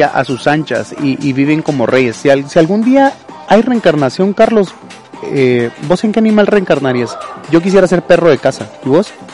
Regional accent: Salamá, Baja Verapaz, Guatemala; moved away as an adult; now in Jalapa, Guatemala; yo me crié también en Salamá

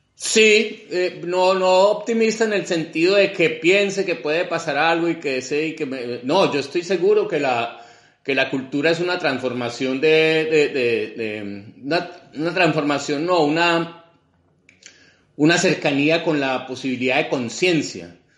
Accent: Colombia; moved away

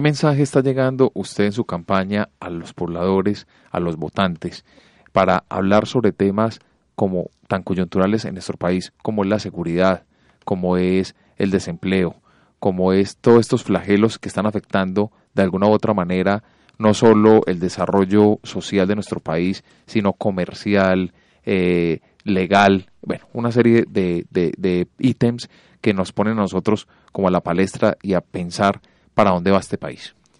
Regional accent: Colombia; nosotros los colombianos

